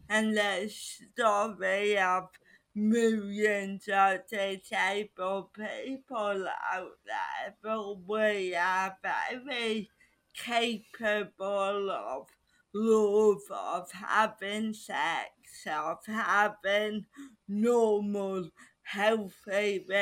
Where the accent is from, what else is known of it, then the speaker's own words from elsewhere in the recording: United Kingdom; because I am still a British person